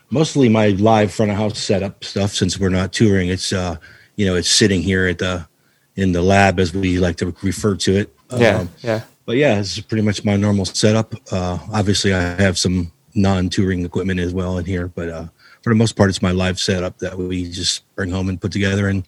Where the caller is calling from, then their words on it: Cleveland, Ohio, United States; Uh, right now I'm in Cleveland, Ohio.